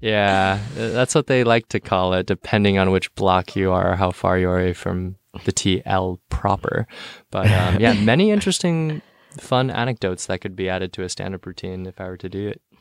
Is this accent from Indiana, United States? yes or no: no; San Jose, California, United States; also born or lived in Cupertino; I'm from the South Bay, so San Jose